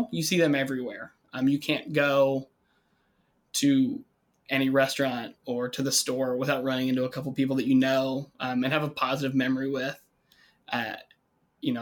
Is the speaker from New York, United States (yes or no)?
no; Kentucky, United States; moved away as an adult; now in Lake Geneva, United States; Born and raised in Kentucky. Went to college there.